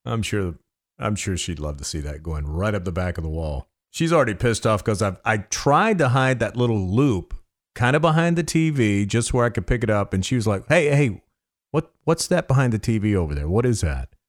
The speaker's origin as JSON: {"language": "English", "region": "the South", "country": "United States", "said": "I am from the South"}